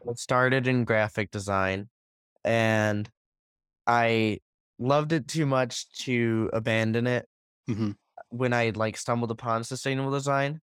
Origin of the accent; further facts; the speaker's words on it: Buffalo Grove, Illinois, United States; I'm from Buffalo Grove, which is a suburb of Chicago.